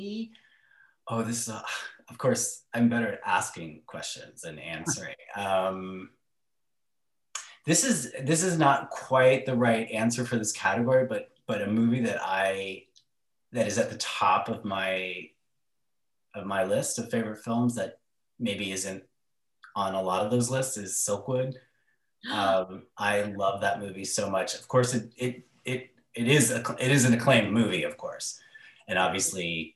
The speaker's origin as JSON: {"language": "English", "town": "Pasadena", "region": "California", "country": "United States", "tie": "born or raised there", "said": "I grew up in Pasadena, and the Rialto was still open in South Pasadena."}